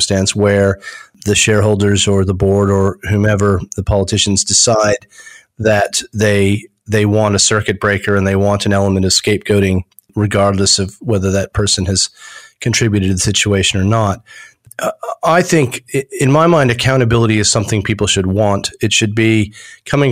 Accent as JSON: {"language": "English", "country": "United States", "also_born_or_lived": "United Kingdom", "accent": "American", "moved": "as an adult", "lives_now": "Australia", "said": "although my accent's American, I've spent 27 years in Australia"}